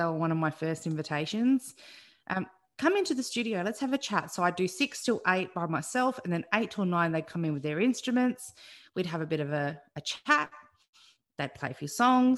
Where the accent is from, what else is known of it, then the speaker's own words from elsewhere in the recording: Adelaide, South Australia, Australia; moved away as an adult; also born or lived in Melbourne; now in Bundaberg, Australia; I grew up in Adelaide, and I went to Adelaide Uni